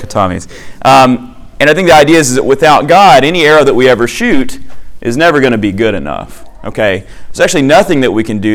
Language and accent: English; Arkansas, United States; I say kata because I grew up in Arkansas